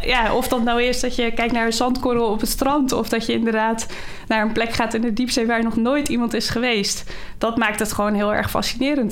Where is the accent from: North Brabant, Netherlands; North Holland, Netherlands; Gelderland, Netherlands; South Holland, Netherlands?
North Holland, Netherlands; Schoorl; Ik ben eh, geboren en getogen in Schorrel